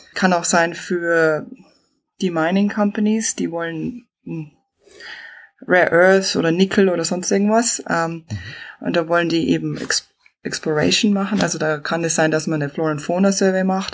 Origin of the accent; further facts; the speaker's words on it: Chiemgau, Bavaria, Germany; accent: southern; moved away as an adult; also born or lived in Brisbane, Australia / Northern Territory, Australia; now in Australia; wie man hört, ich bin aus dem Süden. Ich bin im Chiemgau aufgewachsen in die Berg